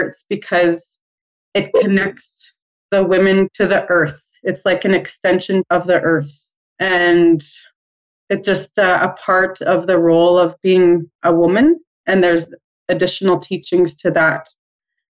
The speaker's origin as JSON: {"language": "English", "area": "Waywayseecappo First Nation", "region": "Manitoba", "country": "Canada", "said": "I'm from the Turtle Clan, and I am from Wewe Sikapo First Nation, and it is in Treaty 4 territory"}